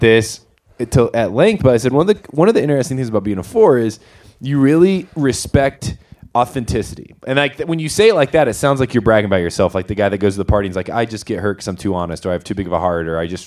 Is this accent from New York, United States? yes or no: no; Winona Lake, Indiana, United States; moved away as an adult; now in Golden, Colorado, United States; I grew up in Indiana, northern Indiana, a place called Winona Lake.